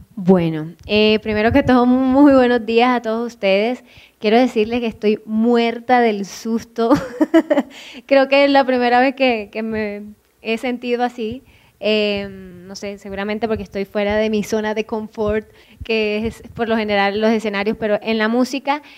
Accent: Lorica, Córdoba, Colombia; accent: cordobés; moved away; Yo soy de El Carito, Lorica, Córdoba, un pequeño corregimiento

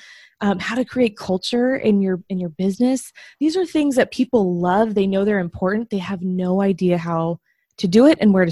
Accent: Bay Area, California, United States; moved away; I'm from the Bay Area originally

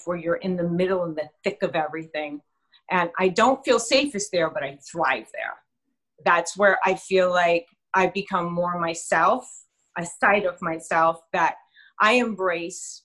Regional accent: New York City, New York, United States; now in New Jersey, United States; Brooklyn. I don't know if anyone's heard of that little borough called Brooklyn. But Bensonhurst was where my playground was as a child.

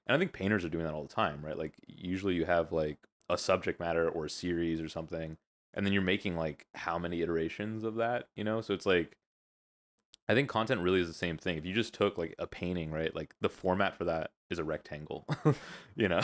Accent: the Valley, California, United States; I am a California kid, Valley, born and raised.

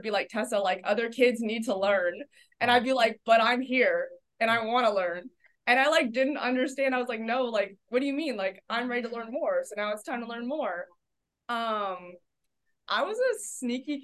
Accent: Oceanside, California, United States; moved away as an adult; also born or lived in New Hampshire; I was born in California, grew up in Southern California. I grew up in Oceanside, California, which is about 45 minutes north of San Diego.

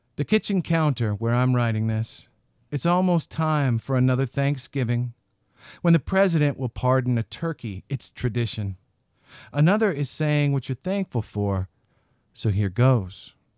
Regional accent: Western Washington, United States; moved away as an adult; now in Salt Lake City, United States; growing up in Western Washington

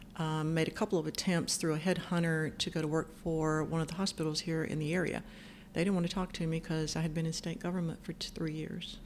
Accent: Cove City, North Carolina, United States; I grew up on a farm um, in Route 1 Cove City. That's right outside of New Bern

